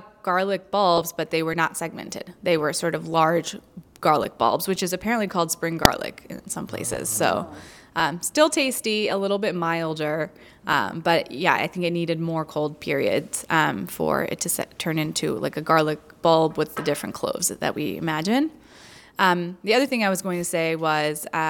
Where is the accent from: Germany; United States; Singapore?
United States; Florida; I'm from Florida